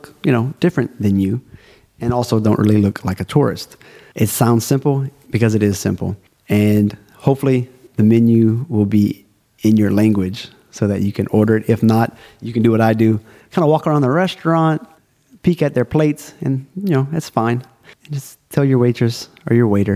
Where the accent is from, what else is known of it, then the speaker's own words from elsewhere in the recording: South Louisiana, United States; now in China; I'm from South Louisiana, aka Cajun Country. I am a Cajun.